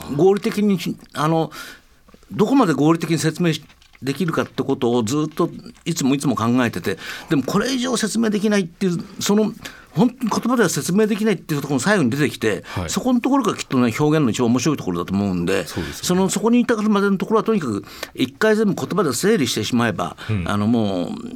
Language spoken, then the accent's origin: Japanese; Tokyo, Japan; 僕東京生まれ